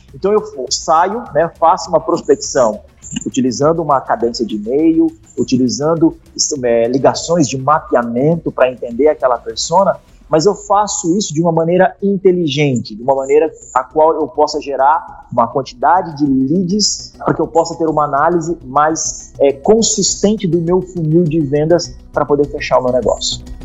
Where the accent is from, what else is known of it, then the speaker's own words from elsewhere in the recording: Curitiba, Paraná, Brazil; Eu sou de Curitiba, né? Eu moro aqui em Curitiba